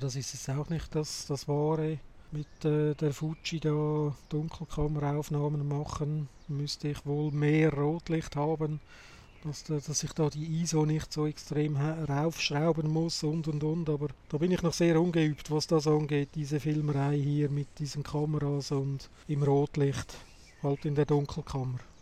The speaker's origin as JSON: {"language": "German", "country": "Switzerland", "said": "bei uns in der Schweiz"}